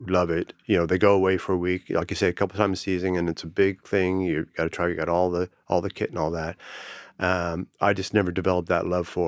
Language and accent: English; Canada; also born or lived in -; everyone assumes because I'm Canadian, I can ski, and I can. In that, uh, where I grew up, and the various places I live in Canada, it was only an hour or two drive before you got up in the mountain you could ski.